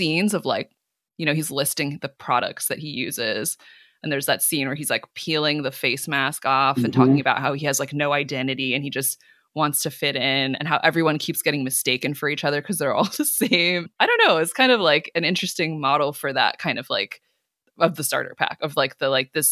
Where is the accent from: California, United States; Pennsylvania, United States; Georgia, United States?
California, United States; Cupertino; I grew up in Cupertino